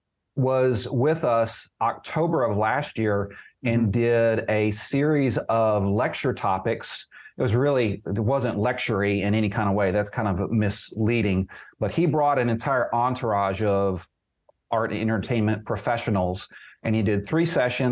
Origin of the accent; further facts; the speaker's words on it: Oklahoma, United States; I grew up in Oklahoma